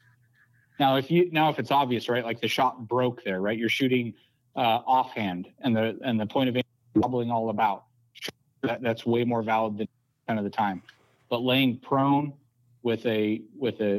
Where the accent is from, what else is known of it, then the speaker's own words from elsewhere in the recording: Colorado, United States; moved away; I grew up in Colorado